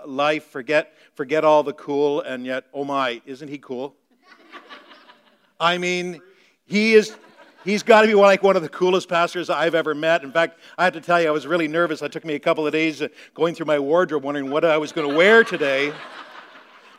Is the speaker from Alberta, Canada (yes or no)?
no; Meaford, Ontario, Canada; moved away; I grew up in Meaford, Ontario, in the northern part of Ontario